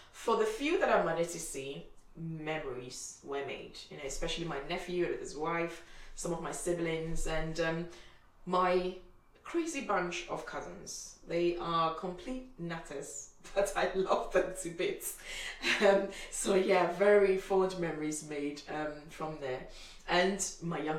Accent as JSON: {"language": "English", "country": "Ghana", "moved": "yes", "said": "I'm from Ghana"}